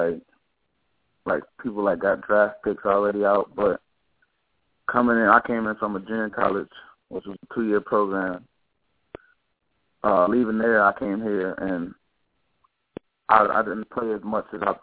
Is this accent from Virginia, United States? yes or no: yes; Manassas, Virginia, United States; moved away; I grew up in Manassas, Virginia, pretty much all my life.